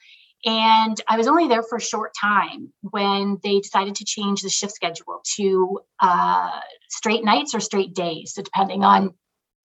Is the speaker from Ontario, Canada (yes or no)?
yes; Brockville, Ontario, Canada; I grew up in Brockville, Ontario, which is a smaller town about an hour from Ottawa